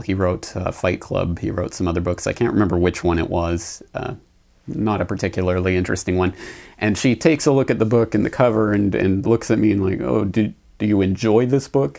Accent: Canada; moved away as an adult; also born or lived in Calgary; now in Japan; my home in native land in Canada

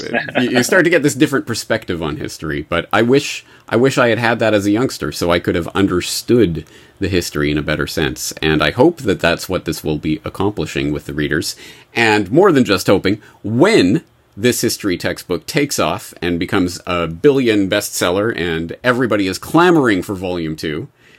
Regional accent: Canada; now in Japan; Well, I am indeed an expat, but not an American expat. I'm Canadian.

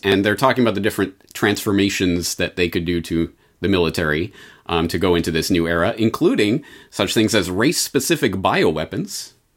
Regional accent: Canada; I'm Canadian

